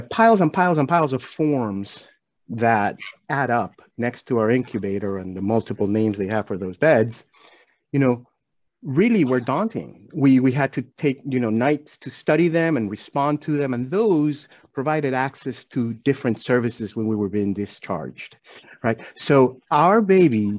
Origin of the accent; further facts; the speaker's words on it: Venezuela; moved away as an adult; now in Atlanta, United States; growing up in Venezuela